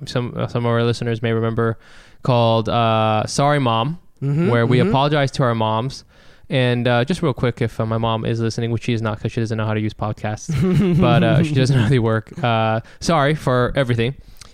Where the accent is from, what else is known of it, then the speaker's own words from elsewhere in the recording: Dallas, Texas, United States; I'm from Dallas.